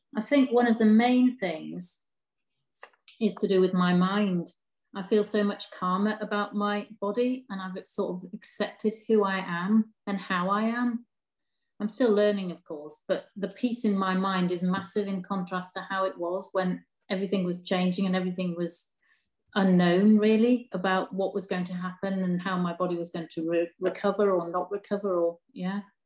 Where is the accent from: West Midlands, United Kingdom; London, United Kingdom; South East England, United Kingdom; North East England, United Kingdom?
North East England, United Kingdom; Durham; also born or lived in Newcastle; I was born in Durham, which is about 15 miles away